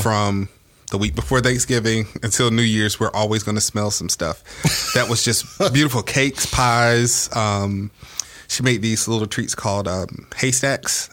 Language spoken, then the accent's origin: English; Georgia, United States; I'm originally from Georgia